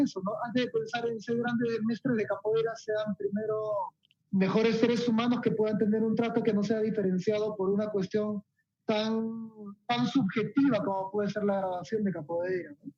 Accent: Peru; Acá todos somos peruanos

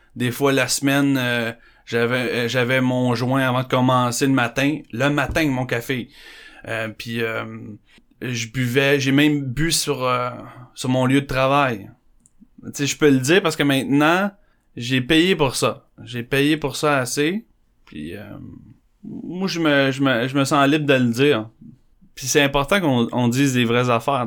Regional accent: Candiac, Quebec, Canada; born or raised there; also born or lived in Montreal

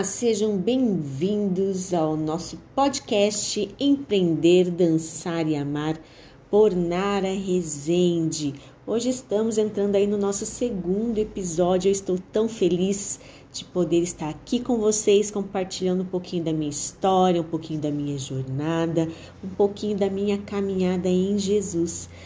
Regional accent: Londrina, Paraná, Brazil; also born or lived in Curitiba / Ibiporã; Todos sabem que eu sou curitibana, mas aos cinco anos de idade eu me mudei para Londrina

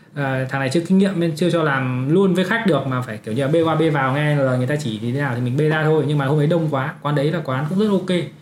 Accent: Uong Bi, Quang Ninh, Vietnam; accent: northern; moved away as an adult; also born or lived in Hanoi, Vietnam; now in Canada; sinh ra và lớn lên ở Quảng Ninh, học ở cấp 3 Uông Bí ở Quảng Ninh

